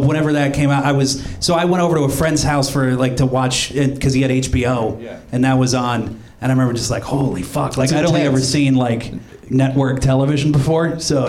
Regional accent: Pennsylvania, United States; born or raised there

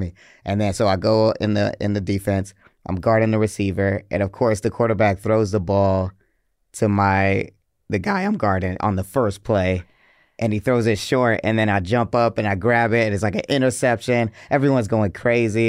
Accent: Atlanta, Georgia, United States; also born or lived in Hartford, Connecticut; I grew up on the north side, which is like a suburb of Atlanta, but it feels like I'm from Atlanta

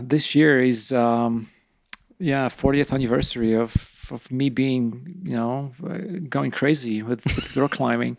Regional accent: eastern Poland, Poland; English is a second language; moved away as an adult; now in Rifle, United States; I'm from eastern Poland, like smaller, smaller city.

